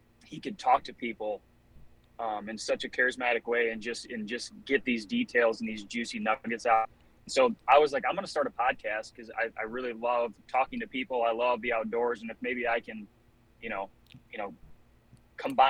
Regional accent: Michigan, United States; I'm from Michigan

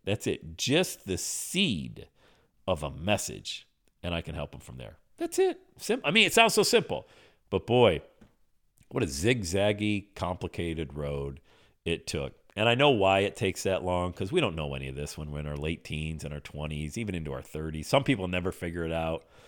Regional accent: Pennsylvania, United States; I grew up in Pennsylvania

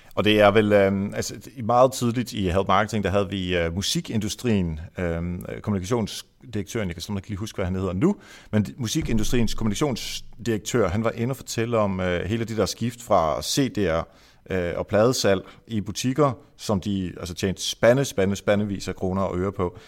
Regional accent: Esbjerg, Southern Denmark, Denmark; nu kommer jeg fra Varte Esbjerg-området, og øh, vi er jo jyder alle sammen

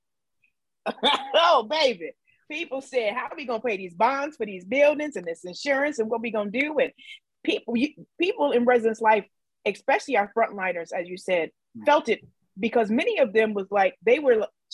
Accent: Midwest, United States; now in California, United States; I'm from the Midwest

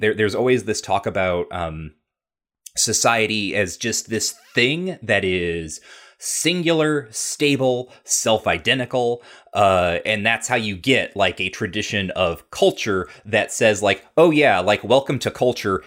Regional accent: United States; I'm an American.

